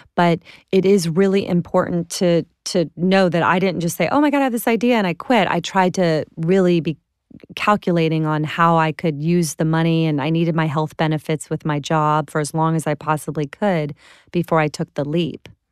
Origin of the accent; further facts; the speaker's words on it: Clearwater, Florida, United States; I'm from Clearwater, Florida